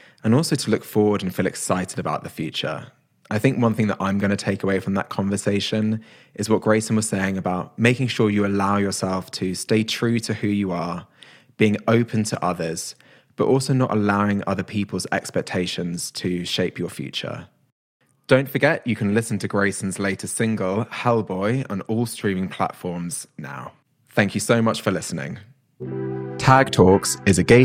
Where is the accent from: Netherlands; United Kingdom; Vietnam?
United Kingdom; as a Brit